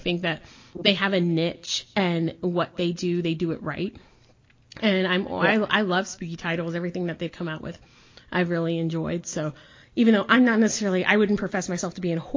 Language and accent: English; Texas, United States; also born or lived in Chicago, Illinois; I was born in Chicago, I grew up in Texas